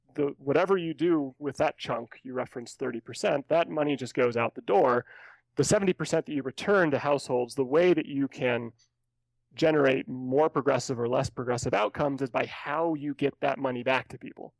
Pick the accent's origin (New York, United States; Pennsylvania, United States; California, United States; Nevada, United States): California, United States; now in Colorado, United States; As, as a native Californian